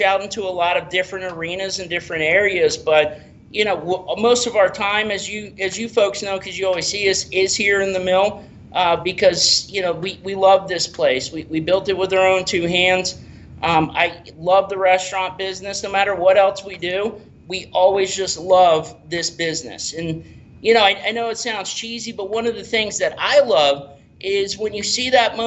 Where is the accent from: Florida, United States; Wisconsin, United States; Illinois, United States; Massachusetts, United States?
Florida, United States; Tampa; also born or lived in Rockingham, North Carolina / St. Petersburg; I actually moved here when I was 3 days old